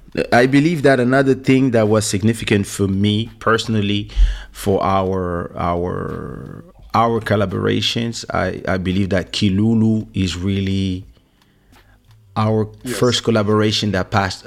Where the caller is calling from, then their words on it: Florida, United States; I'm watching from Florida. It's extremely cold and it's 7:52 p.m.